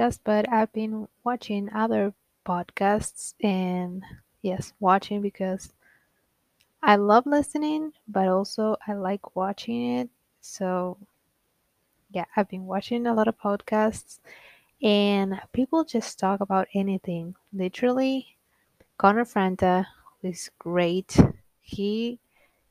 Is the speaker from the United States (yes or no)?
no; Argentina; first language Spanish; English is a second language; I'm from Argentina. I'm 27 years old, almost 28. But yeah, And I'm Latina. My first language is Spanish